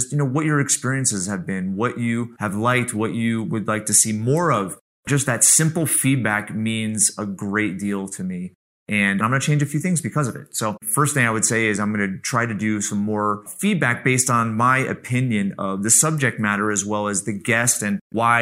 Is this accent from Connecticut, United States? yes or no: yes; Central Connecticut, United States; Brandon and I grew up together in Central Connecticut